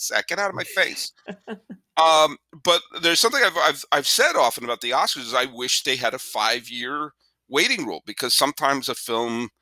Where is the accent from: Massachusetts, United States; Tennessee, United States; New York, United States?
Massachusetts, United States; outside of Boston; I grew up outside of Boston